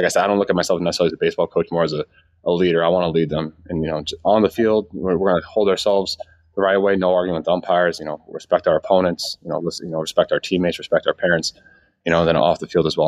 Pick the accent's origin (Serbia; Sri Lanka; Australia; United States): United States; Northeast; also born or lived in New York / Pennsylvania; I grew up in the Northeast, you know, New York and Pennsylvania